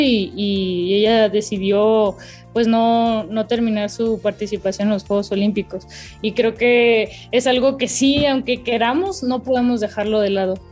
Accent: Los Cabos, Baja California Sur, Mexico; now in Mexico City, Mexico; Mis papás se, se quedaron en, en, Los Cabos, de donde soy

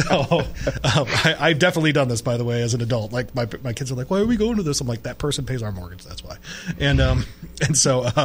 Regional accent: West Michigan, United States; where I grew up in West Michigan, there was a racetrack

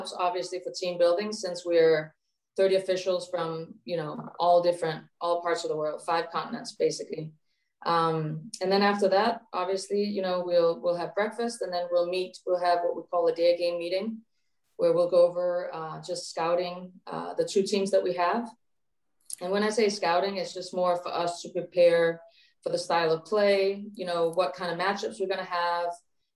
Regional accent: Copenhagen, Capital Region of Denmark, Denmark; also born or lived in Japan; now in Hawaii, United States; So I was born and raised in Copenhagen, or just outside of Copenhagen, where I grew up playing basketball.

